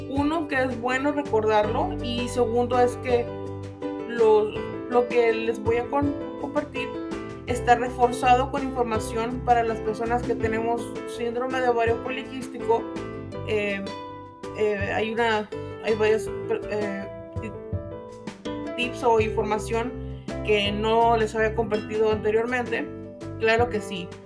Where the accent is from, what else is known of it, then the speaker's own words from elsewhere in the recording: Mexico; el mes patrio para los que somos mexicanos